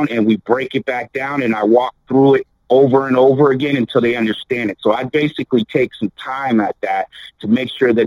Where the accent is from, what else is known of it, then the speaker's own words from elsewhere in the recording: Erie, Pennsylvania, United States; I'm from Erie, Pennsylvania.